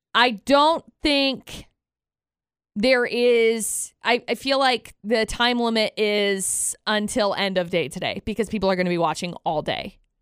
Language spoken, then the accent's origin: English; Brigham City, Utah, United States; I grew up in Brigham City